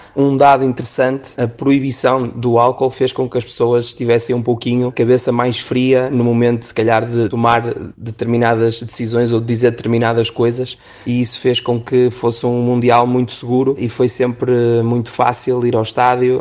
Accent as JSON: {"language": "Portuguese", "country": "Portugal", "said": "Sendo eu português"}